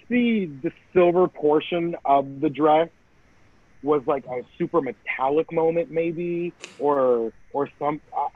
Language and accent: English; Canada; I'm Canadian